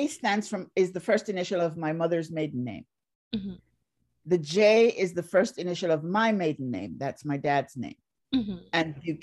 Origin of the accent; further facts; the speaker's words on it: Barbados; moved away; also born or lived in Jamaica; I grew up in Barbados